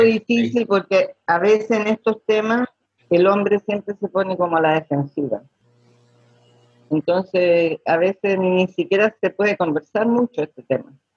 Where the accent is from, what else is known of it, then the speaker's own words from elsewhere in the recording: Chile; soy chilena